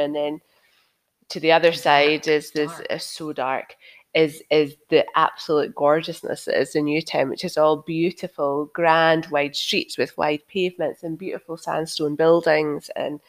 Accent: Edinburgh, Scotland, United Kingdom; because I grew up in Leith and I'm from Leith and Trinity

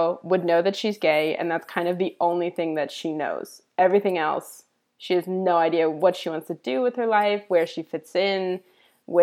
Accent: East Coast, United States; now in Los Angeles, United States; I'm from the East Coast originally, but now I live out adjacent to Los Angeles

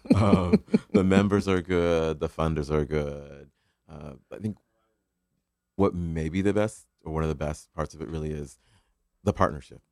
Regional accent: Ohio, United States; now in Connecticut, United States; I'm from Ohio

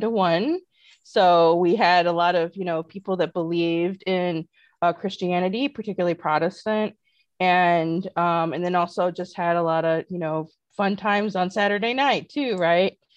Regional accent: North Liberty, Indiana, United States; Well, I grew up in a town named North Liberty, Indiana, southwest of uh, South Bend, Indiana.

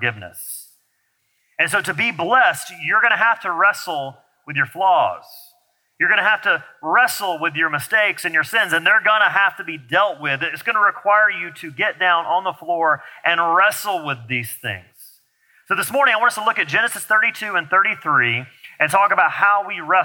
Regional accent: Alabama, United States; I'm from Alabama

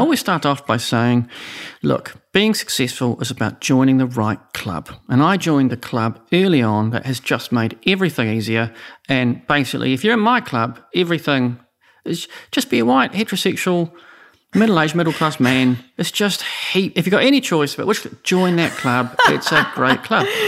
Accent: Oamaru, Otago, New Zealand; I'm from Omaroo

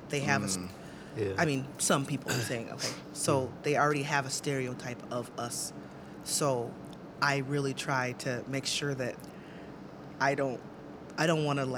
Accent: Cedar Rapids, Iowa, United States; I grew up in Cedar Rapids

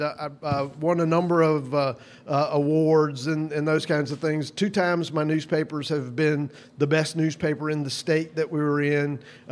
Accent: Fort Mill, South Carolina, United States; moved away as an adult; also born or lived in Charleston, South Carolina / Wilmington, Delaware / Gainesville, Georgia / Jackson, Tennessee; now in Florence, United States; we grew up in Fort Mill, South Carolina together

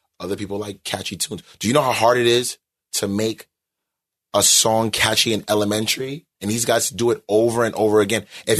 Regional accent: New York, United States; I'm from New York and we actually saw it

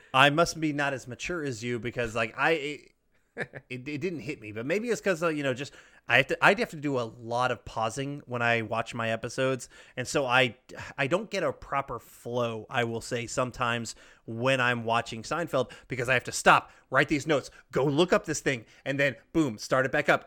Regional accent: the South, United States; growing up in the South, fried okra is a staple

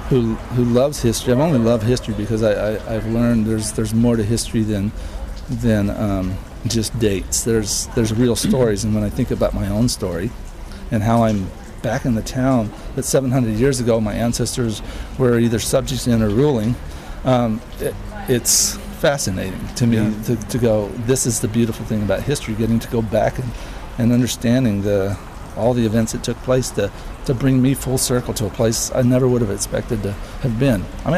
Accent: Alaska, United States; also born or lived in Netherlands; Well, yeah. I mean, I was born in Holland.

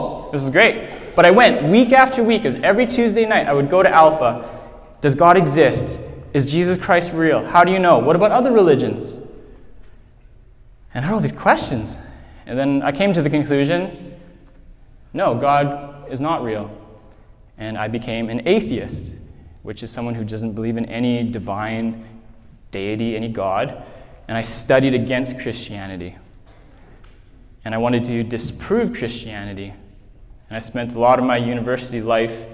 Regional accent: Whitehorse, Yukon, Canada; I grew up here in Whitehorse

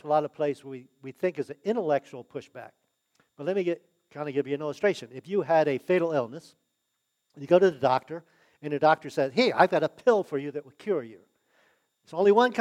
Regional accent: United States; I was born in the United States

